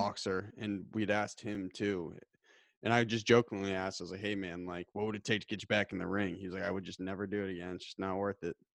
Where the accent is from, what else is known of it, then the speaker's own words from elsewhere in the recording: Titletown, Massachusetts, United States; I grew up in Titletown, U S